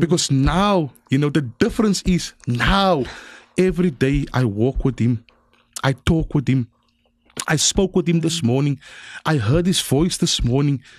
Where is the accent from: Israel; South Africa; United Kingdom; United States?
South Africa; Cape Town, Western Cape; I was born in District Six